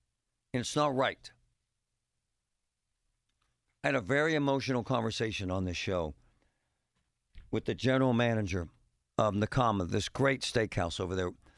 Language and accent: English; Pittsburgh, Pennsylvania, United States; born or raised there